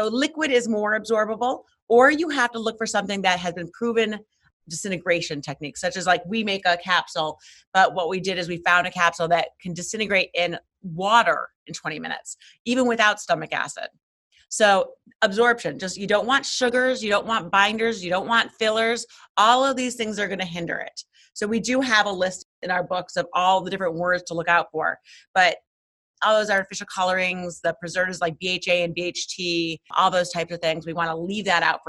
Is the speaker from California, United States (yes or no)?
no; New York City, New York, United States; I'm from Manhattan.